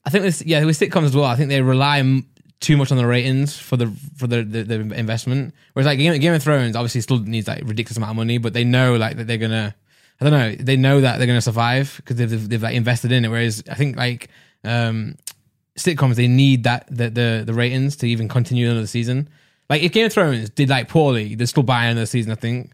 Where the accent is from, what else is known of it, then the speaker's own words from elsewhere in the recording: Nottingham, East Midlands, United Kingdom; accent: East Midlands; I'm from Not, Nottingham.